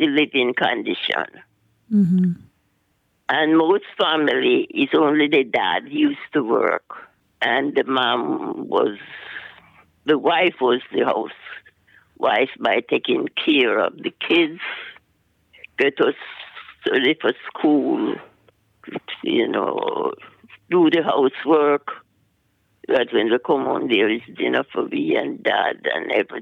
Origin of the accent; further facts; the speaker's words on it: Jamaica; moved away; I was born in Jamaica, West Indies.